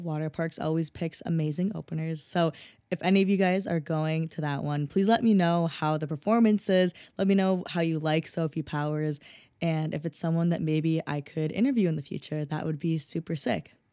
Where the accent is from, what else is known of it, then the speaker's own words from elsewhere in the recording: Minnesota, United States; I'm from Minnesota